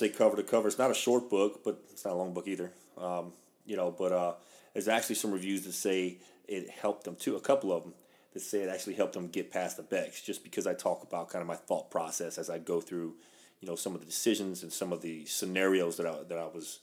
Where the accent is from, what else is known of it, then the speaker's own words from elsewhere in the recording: Louisiana, United States; I'm from the South. I'm Cajun from Louisiana.